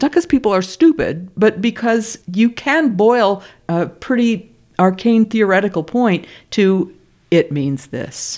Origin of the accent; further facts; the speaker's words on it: United States; I'm an American